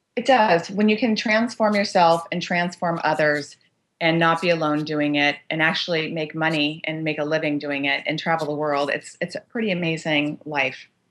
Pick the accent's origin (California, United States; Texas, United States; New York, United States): California, United States; Los Angeles; growing up in Los Angeles, born and raised